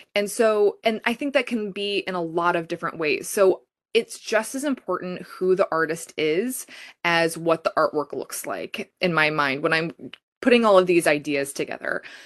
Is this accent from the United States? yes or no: yes; Des Moines, Iowa, United States; also born or lived in Los Angeles; I was born and raised in Des Moines, moved away for a while for college, lived in Los Angeles for a few years getting my master's.